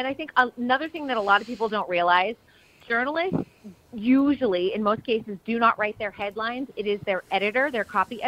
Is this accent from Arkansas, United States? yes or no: no; Salem, Massachusetts, United States; I grew up right near Salem, yeah. Salem, Mass.